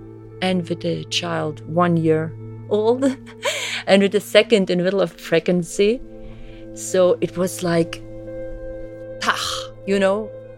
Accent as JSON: {"language": "English", "region": "East Germany", "country": "Germany", "tie": "born there", "second_language": "English", "said": "I was born in East Germany. Come from really atheistic home. I'm born 66, so really in the East German, you know, with all the communist ideology."}